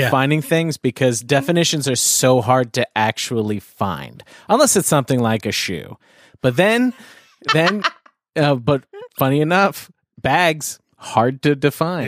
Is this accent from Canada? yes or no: yes; Canada; moved away; also born or lived in United States